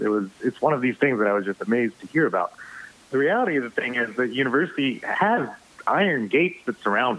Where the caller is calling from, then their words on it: Stamford, Connecticut, United States; Okay, I am in Stamford, Connecticut.